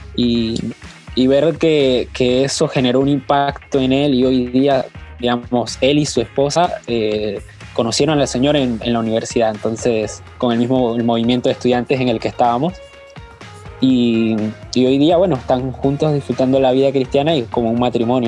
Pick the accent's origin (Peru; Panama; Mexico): Panama; now in Buenos Aires, Argentina; Soy panameño, pero estoy viviendo en Buenos Aires, Argentina